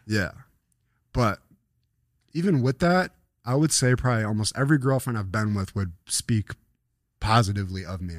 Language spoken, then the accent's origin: English; Buffalo, New York, United States; But it was my hometown. I was still, I was in fucking, uh, next to Delaware Park where me and Jamal lived.